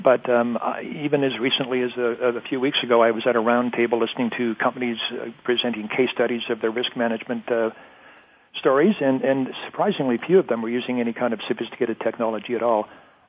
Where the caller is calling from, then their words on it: Zurich, Ontario, Canada; I'm calling from the shore of Lake Huron, looking over Lake Huron in the little town of Zurich, Ontario.